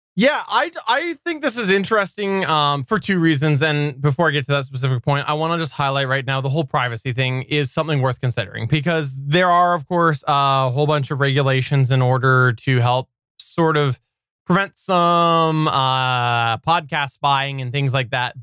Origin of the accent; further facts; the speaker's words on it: Canada; also born or lived in British Columbia; I am Canadian. I am Canadian